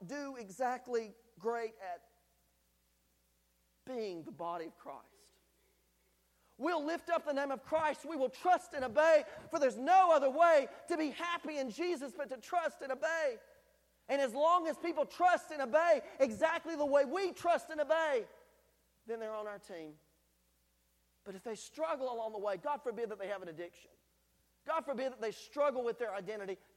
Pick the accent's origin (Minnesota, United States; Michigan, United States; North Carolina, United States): North Carolina, United States; now in Tennessee, United States; the culture that I was raised in North Carolina